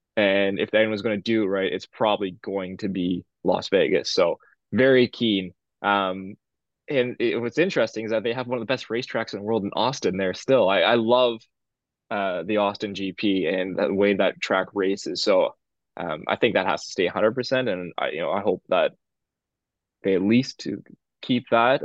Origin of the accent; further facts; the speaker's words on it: Canada; I'm Canadian and, or we're, we're Canadian